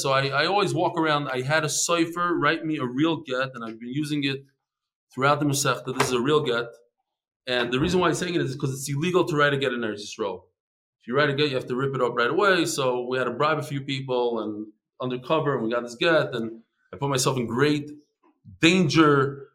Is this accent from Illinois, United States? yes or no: yes; Chicago, Illinois, United States; I'm from Chicago